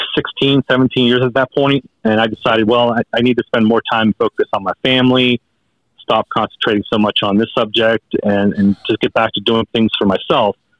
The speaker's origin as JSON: {"language": "English", "region": "Pennsylvania", "country": "United States", "tie": "born or raised there", "said": "there were sightings here in my home state of Pennsylvania"}